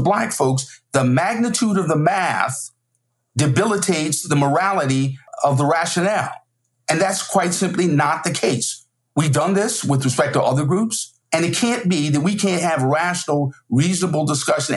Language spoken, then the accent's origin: English; South Carolina, United States; We're both from South Carolina